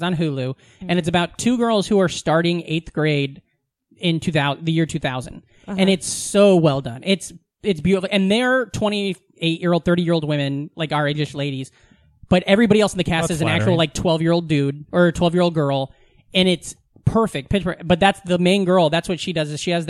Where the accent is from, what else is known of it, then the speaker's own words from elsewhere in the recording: Oakland, California, United States; I grew up in Oakland, never fucking heard